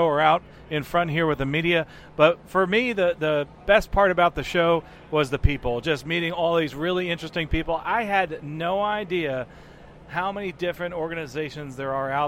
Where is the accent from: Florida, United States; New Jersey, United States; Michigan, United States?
Florida, United States; Lakeland; we're from Lakeland, Florida, which is very far away